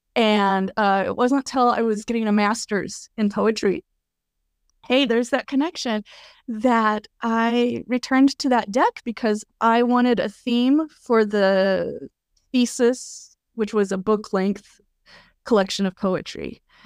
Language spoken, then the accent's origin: English; Colorado, United States; also born or lived in Kentucky; now in New Jersey, United States; I grew up in Colorado, beautiful place, um, slowly kind of gravitated eastward, uh, lived in Kentucky for a bit, and now I'm in New Jersey